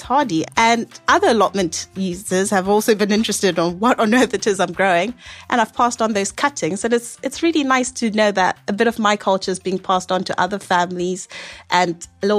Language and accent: English; Zimbabwe; now in United Kingdom; I'm from Zimbabwe